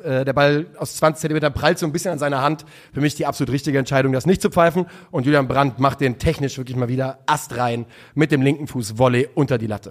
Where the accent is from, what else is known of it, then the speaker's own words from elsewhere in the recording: Rhine area, Germany; ich bin ja auch am Rhein aufgewachsen